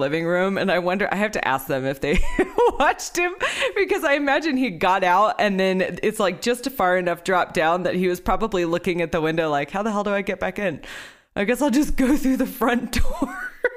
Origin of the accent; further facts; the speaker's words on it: Texas, United States; moved away; I'm from Texas